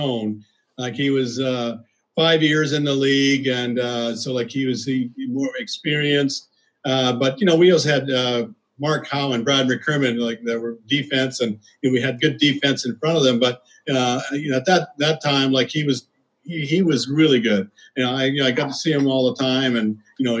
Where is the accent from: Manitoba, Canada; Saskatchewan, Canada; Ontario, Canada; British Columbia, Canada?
Saskatchewan, Canada; moved away; I'm always from Canada, so I played for Canada all those years